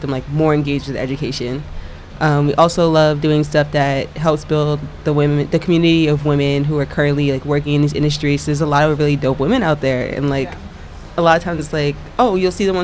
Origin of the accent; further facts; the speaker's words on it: Long Island, New York, United States; both of us, we grew up out on Long Island, so, like, not in the city